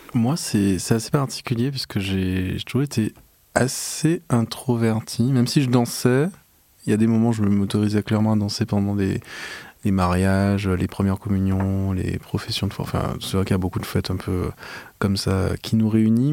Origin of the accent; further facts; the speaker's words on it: Saint-Claude, Guadeloupe; moved away; also born or lived in Paris; je suis né à Paris de parents guadeloupéens. Ils sont rentrés en Guadeloupe, je crois que j'ai un peu plus d'un an. Donc j'ai vécu 17 ans en Guadeloupe dans la région de Basse-Terre, à Saint-Claude